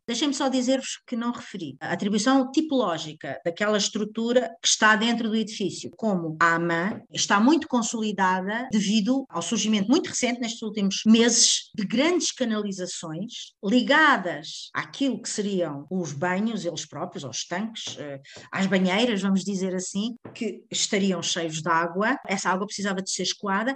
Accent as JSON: {"language": "Portuguese", "region": "Lisbon", "country": "Portugal", "said": "nós que somos lisboetas"}